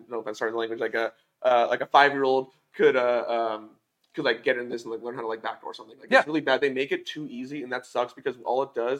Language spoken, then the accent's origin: English; California, United States; moved away as an adult; now in Las Cruces, United States; I'm from California.